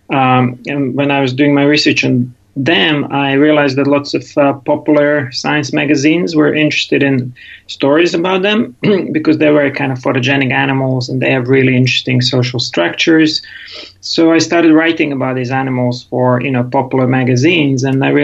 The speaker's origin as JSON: {"language": "English", "town": "Rijeka", "region": "Primorje-Gorski Kotar County", "country": "Croatia", "tie": "born there", "also_born_or_lived": "England", "second_language": "English", "said": "So um, I was born in Rijeka in Croatia, so next door to you guys."}